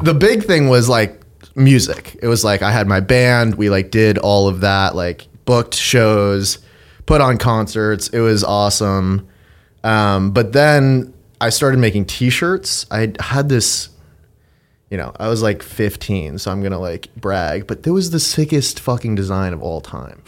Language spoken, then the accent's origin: English; Andover, Massachusetts, United States; Grew up outside of Boston in a town called Andover.